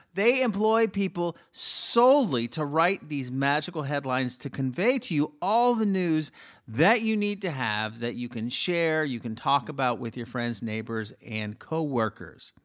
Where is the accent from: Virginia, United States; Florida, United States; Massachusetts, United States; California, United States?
Florida, United States; Miami; I'm from Miami